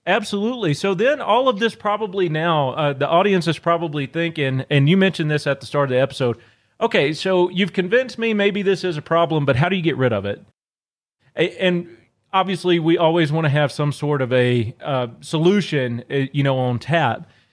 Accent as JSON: {"language": "English", "region": "Northeast Louisiana", "country": "United States", "tie": "born or raised there", "moved": "yes", "said": "I'm originally from Louisiana. I grew up in a very, very small town in Northeast Louisiana."}